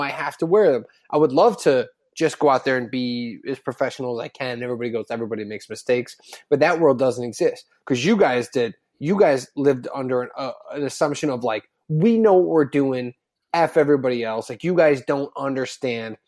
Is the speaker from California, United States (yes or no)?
no; Chicago suburbs, Illinois, United States; growing up in the Chicago suburbs